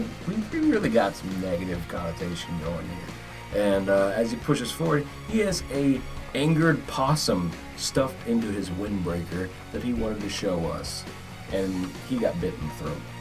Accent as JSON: {"language": "English", "region": "Florida", "country": "United States", "tie": "born or raised there", "moved": "yes"}